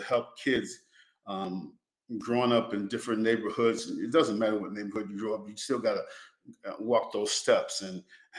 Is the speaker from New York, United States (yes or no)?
yes; Penn Yan, New York, United States; moved away as an adult; also born or lived in Greenville, North Carolina; one of the best things that in my life was growing up in Pinyan